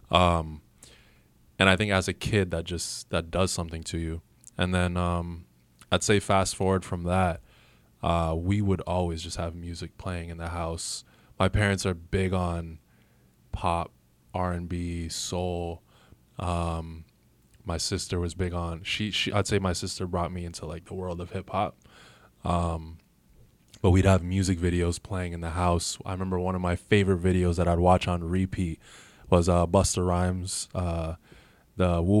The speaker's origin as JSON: {"language": "English", "town": "Toronto", "region": "Ontario", "country": "Canada", "said": "You're like, okay, I'm from Toronto."}